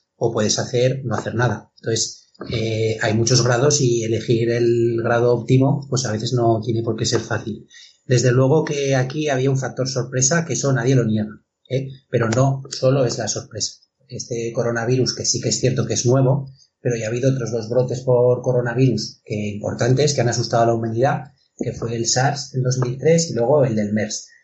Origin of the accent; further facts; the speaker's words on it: Spain; aquí también en España hay muchos sitios, pueblos, por ejemplo, mi pueblo